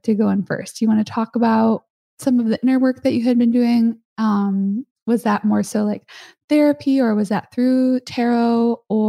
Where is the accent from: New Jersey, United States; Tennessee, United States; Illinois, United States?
Illinois, United States; Chicago; now in California, United States; I'm from Chicago